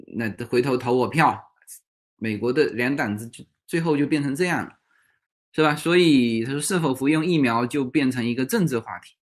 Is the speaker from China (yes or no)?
yes; China; 这个对于我们中国人来说都不贵哈